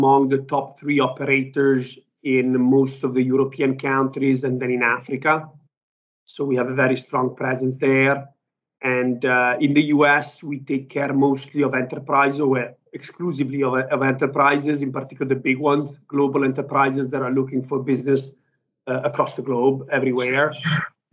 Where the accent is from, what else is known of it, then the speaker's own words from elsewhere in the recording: Italy; moved away as an adult; also born or lived in United Kingdom; now in New York, United States; So I'm originally Italian. I grew up in Italy.